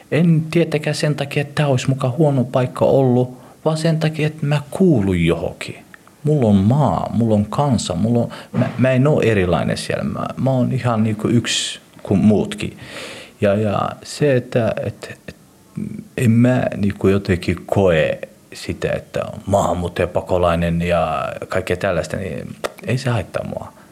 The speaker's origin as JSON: {"language": "Finnish", "country": "Somalia", "lives_now": "Finland", "said": "Mä oon somalialainen mutta on somalialainen, joka elää Suomessa ja on suomalaistunut"}